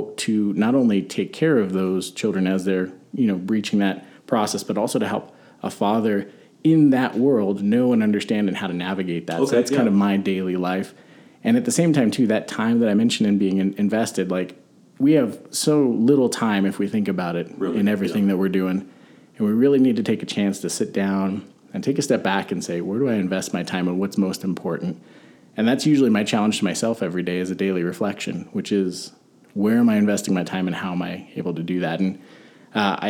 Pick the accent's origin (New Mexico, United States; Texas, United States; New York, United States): New Mexico, United States; Albuquerque; born or raised there